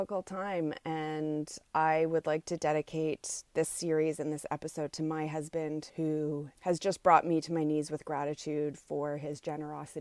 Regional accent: Montreal, Quebec, Canada; from my hometown of Montreal

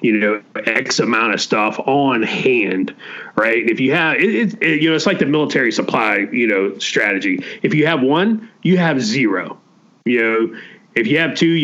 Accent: the panhandle of Florida, United States; Growing up in Florida, obviously, hurricane season was always generally a significant emotional event for us. You know, it was just, you were going to get a hurricane, in the panhandle of Florida

